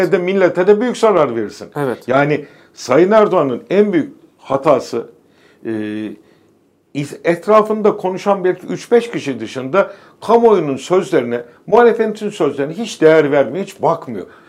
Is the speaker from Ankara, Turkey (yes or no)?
no; Istanbul, Turkey; İkimiz de Beykozluyuz